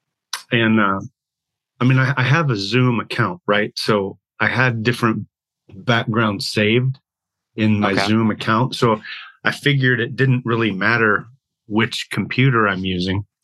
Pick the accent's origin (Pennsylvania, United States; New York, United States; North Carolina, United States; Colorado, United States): Colorado, United States; Montrose; moved away as an adult; also born or lived in Texas; now in Montana, United States; I grew up in Colorado, a little town in the western slope, near Telluride, Montrose, Colorado